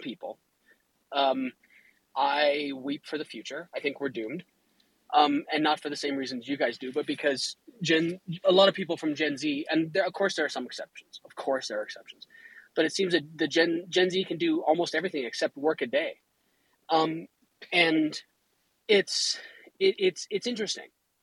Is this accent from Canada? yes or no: yes; Canada; I'm Canadian.